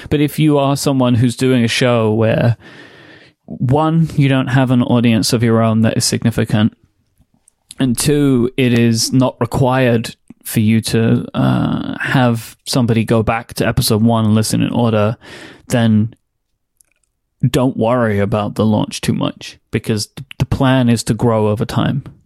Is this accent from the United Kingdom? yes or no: yes; London, United Kingdom; born and raised in still, uh, London, England. Um, grew up in East London.